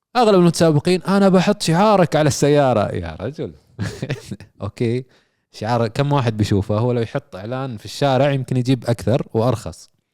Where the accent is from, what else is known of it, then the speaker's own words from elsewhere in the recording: Saudi Arabia; عندنا في السعوديه